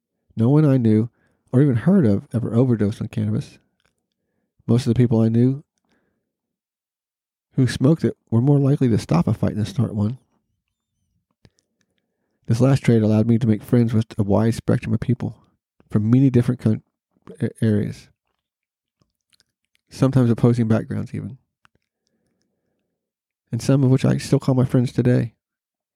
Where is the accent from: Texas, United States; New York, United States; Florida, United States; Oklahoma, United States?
Oklahoma, United States; Norman; my hometown of NORML, Oklahoma